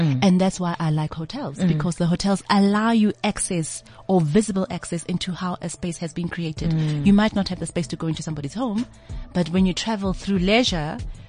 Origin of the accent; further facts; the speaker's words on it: South Africa; Not only designer in Africa, born and bred in Africa.